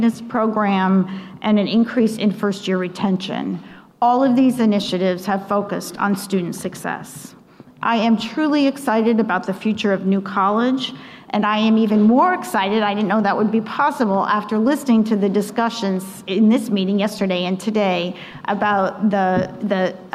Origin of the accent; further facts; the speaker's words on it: New Jersey, United States; moved away; I was born and raised in New Jersey, one of five children